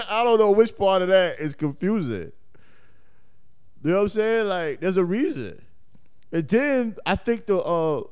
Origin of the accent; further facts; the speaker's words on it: New York, United States; growing up in New York